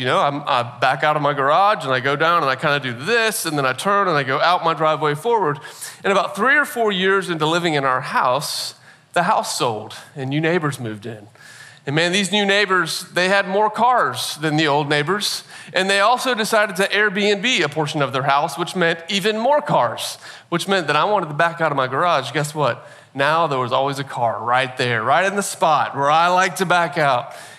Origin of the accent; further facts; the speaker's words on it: Nashville, Tennessee, United States; born there; I'm not from Nashville originally. I've lived in Nashville now. I was, weird story, born here, but then never lived here until about 8 years ago and moved to Nashville.